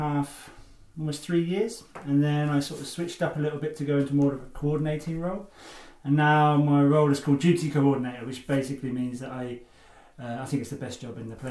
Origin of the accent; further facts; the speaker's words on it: Suffolk, East of England, United Kingdom; moved away as an adult; also born or lived in Cumbria; I come from Suffolk.